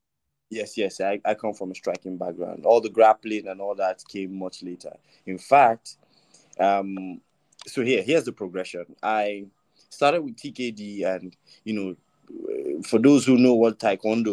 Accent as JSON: {"language": "English", "region": "Delta", "country": "Nigeria", "tie": "born or raised there", "also_born_or_lived": "Ogun State", "said": "I'm from Delta."}